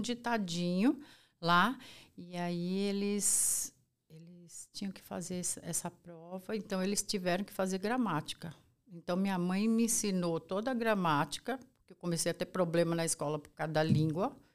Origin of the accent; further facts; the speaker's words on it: São Paulo, Brazil; sou brasileira, eu sou nascida aqui em São Paulo